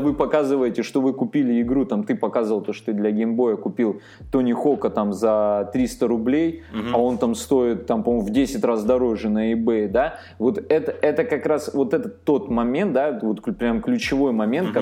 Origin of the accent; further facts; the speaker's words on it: Armenia; сам армянин